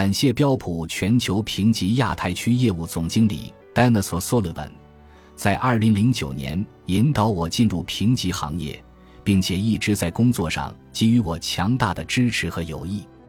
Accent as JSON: {"language": "Chinese", "town": "Meizhou", "region": "Guangdong", "country": "China", "tie": "born or raised there", "lives_now": "Beijing, China", "said": "我是客家人，老家是广东梅州的，中学在叶剑英元帅的母校广东梅州市东山中学就读，后来考入中国人民大学。"}